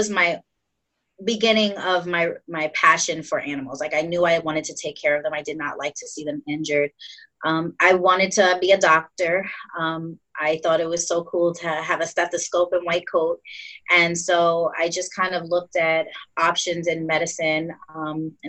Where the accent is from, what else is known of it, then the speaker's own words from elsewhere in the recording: New York City, New York, United States; moved away as an adult; also born or lived in Tuskegee, Alabama; I was born in Queens, New York